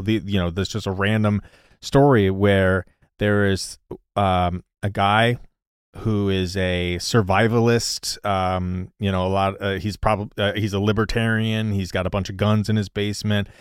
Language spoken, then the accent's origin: English; Missouri, United States; growing up, I'm from Missouri